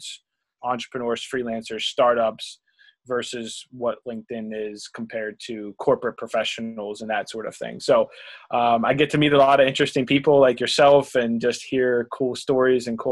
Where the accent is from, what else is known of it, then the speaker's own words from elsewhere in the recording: Pittsburgh, Pennsylvania, United States; I'm from Pittsburgh